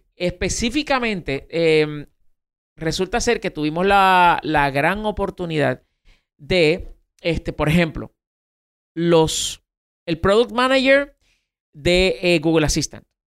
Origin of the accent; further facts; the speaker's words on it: Puerto Rico; en Puerto Rico, eh, pues para algunas cosas somos parte de Estados Unidos